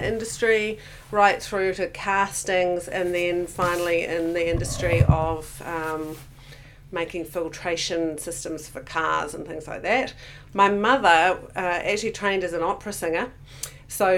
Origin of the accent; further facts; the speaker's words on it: Auckland, New Zealand; also born or lived in Hamilton, Waikato / Tamahere, Waikato; now in Queenstown, New Zealand; when I was about seven, we moved to Auckland. So predominantly, Auckland was where I grew up.